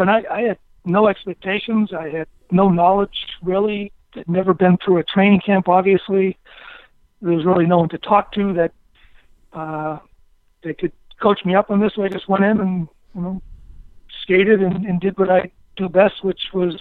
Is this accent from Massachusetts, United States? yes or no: yes; Stoneham, Massachusetts, United States; I was a local kid growing up in Stoneham, Mass